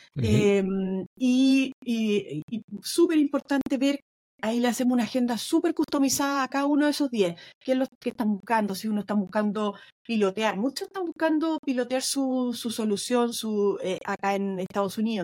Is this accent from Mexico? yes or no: no; Chile; now in Boston, United States; una típica cosa que a todos los chilenos nos cuesta mucho. Muchos de nosotros entendemos súper bien el inglés